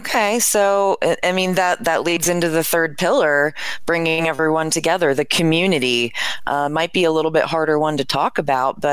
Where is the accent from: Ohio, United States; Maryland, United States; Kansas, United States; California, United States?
Maryland, United States; And Maryland's my home state